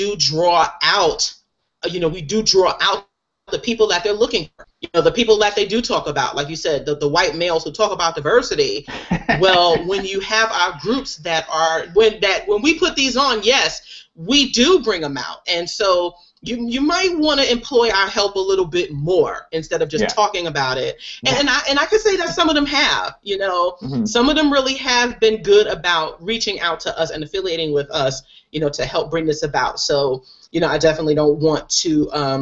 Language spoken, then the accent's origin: English; New York City, New York, United States; my hometown of Queens